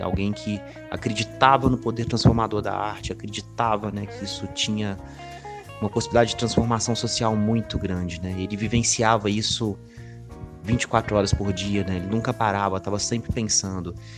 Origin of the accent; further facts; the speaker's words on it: Ouro Preto, Minas Gerais, Brazil; now in Belo Horizonte, Brazil; Nasci em Ouro Preto, moro hoje em Belo Horizonte